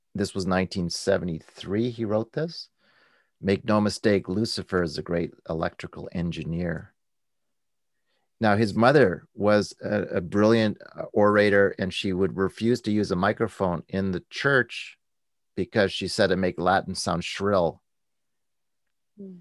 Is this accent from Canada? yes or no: yes; Canada; I'm a Canadian